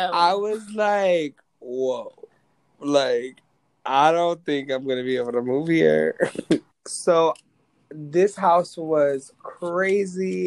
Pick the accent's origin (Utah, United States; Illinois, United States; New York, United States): New York, United States; now in Florida, United States; I'm originally from New York, even though I live in Florida now